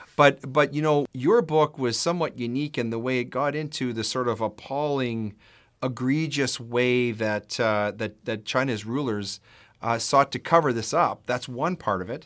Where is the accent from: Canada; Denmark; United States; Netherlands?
Canada; I am a husband, a father, a lawyer, a Christian, and a proud Canadian